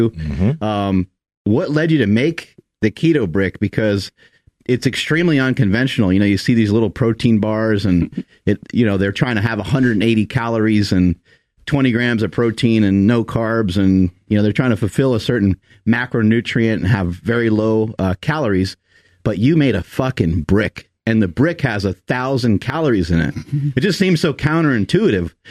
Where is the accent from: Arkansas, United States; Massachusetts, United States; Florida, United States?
Arkansas, United States; I'm from Arkansas.